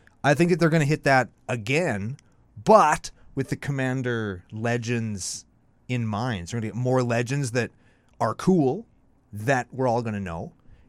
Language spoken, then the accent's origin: English; Canada; we're from Canada, we're bilingual.